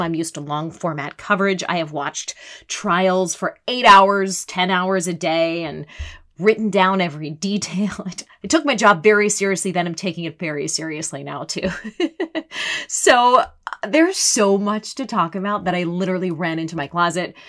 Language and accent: English; United States; as an American